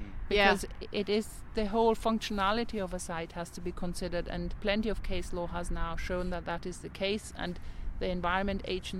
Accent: Germany; English is a second language; moved away as an adult; now in Northern Ireland, United Kingdom; I came from Germany and I thought, this is unbelievable. Northern Ireland is like paradise. I was a young person then. I was about 20. I had worked in Germany in conservation.

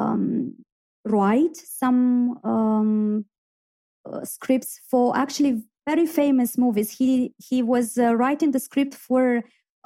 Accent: Iași, Iași County, Romania; moved away as an adult; now in Belfast, United Kingdom; my hometown, in Iași

